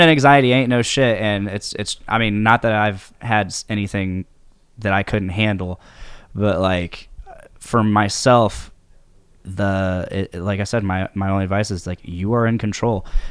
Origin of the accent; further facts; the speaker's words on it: Delphi, Indiana, United States; also born or lived in Lafayette, Indiana; born and raised in Delphi, Saint Indiana